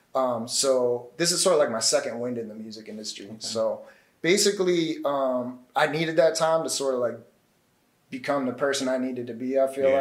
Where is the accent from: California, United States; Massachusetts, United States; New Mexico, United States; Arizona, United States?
Massachusetts, United States; moved away as an adult; now in New York, United States; I'm actually from Massachusetts